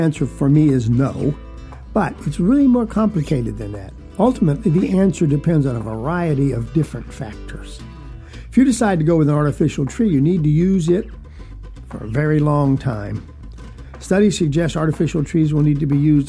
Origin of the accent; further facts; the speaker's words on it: South Georgia, United States; moved away; also born or lived in Texas / Southern Virginia; Where I was raised in South Georgia as a young man